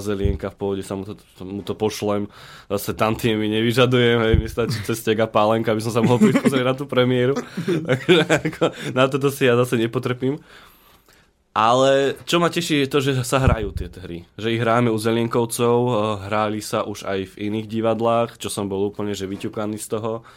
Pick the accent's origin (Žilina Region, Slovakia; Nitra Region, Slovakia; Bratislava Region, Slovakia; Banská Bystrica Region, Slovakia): Banská Bystrica Region, Slovakia; Trnavá Hora; also born or lived in Zvolen; síce som povedal, že som brinziar, zvolenčan, ale ja pochádzam z Trnavej hory. To je, to je medzi Zvolenom a Žiarom na dronom.